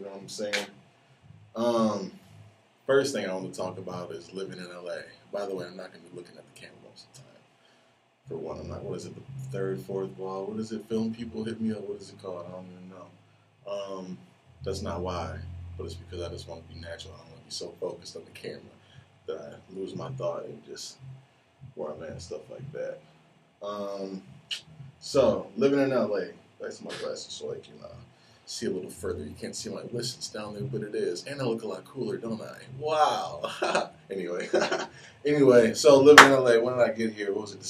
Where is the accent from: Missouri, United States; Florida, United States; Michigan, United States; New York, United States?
Michigan, United States; Detroit; The homie Floyd, I grew up with him in Detroit.